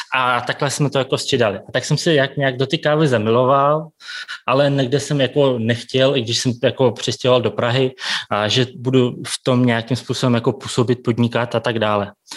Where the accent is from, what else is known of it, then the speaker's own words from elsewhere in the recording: Tomsk, Tomsk Oblast, Russia; Czech is a second language; moved away as an adult; also born or lived in Kazakhstan; now in Prague, Czechia; pak jsme s maminkou přestěhovali do Ruska, tam jsem byl sedm let, takže jsem tam dodělal jako tu střední školu